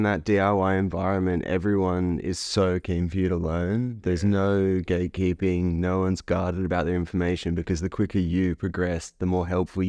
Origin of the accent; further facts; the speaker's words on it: Northern Beaches, New South Wales, Australia; I was always pretty adjacent to it growing up on the Northern Beaches for a while